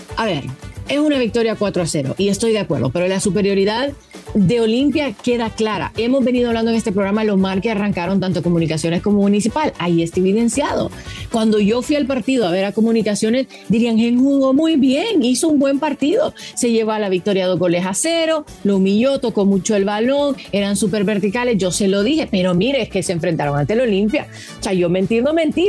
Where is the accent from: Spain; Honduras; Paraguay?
Honduras; Yo estoy aquí soñando como hondureña